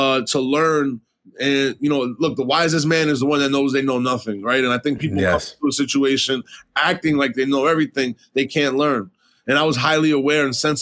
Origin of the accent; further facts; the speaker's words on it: New York City, New York, United States; I was born and raised in New York City, in the middle of Manhattan